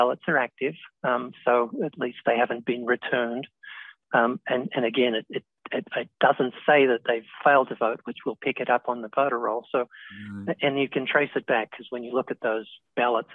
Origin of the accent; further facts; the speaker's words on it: Australia; now in United States; where I grew up in Australia